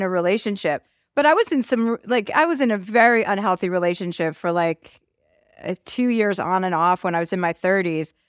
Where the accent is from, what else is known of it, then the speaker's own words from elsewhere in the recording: Martha's Vineyard, Massachusetts, United States; I grew up in Martha's Vineyard